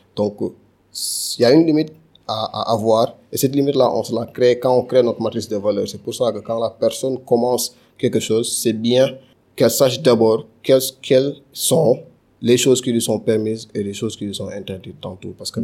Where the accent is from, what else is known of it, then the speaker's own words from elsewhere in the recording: Dakar, Senegal; also born or lived in Castors, Dakar; Donc j'ai grandi à Castor, mais je pense que l'essentiel de mon temps à Medina